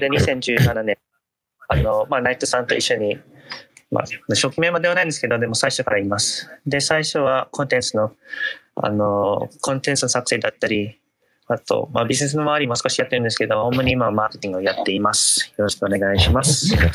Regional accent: Italy; moved away; 出身はイタリア

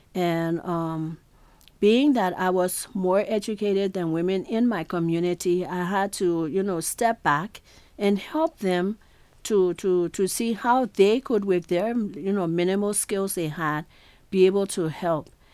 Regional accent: Liberia; Growing up in Liberia

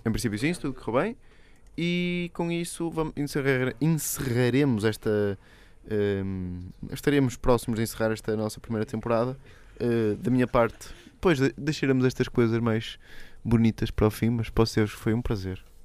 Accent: Portugal; somos mesmo portugueses

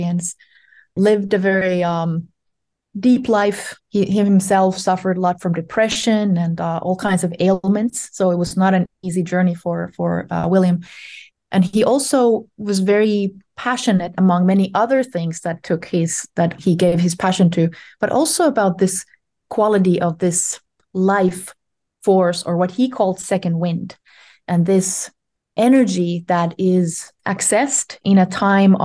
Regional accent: Ostrobothnia, Finland; I was born in Finland in the Ostrobotnia, in the Western region, 40 some years ago.

